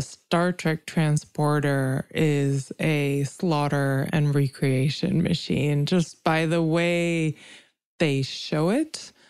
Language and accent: English; India; now in United States; I come from India, which was colonized, and I live in America